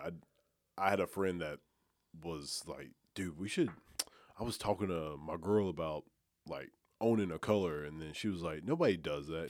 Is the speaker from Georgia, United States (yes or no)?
no; about thirty minutes from Gadsden, Alabama, United States; moved away as an adult; now in Memphis, United States; I'm from Alabama.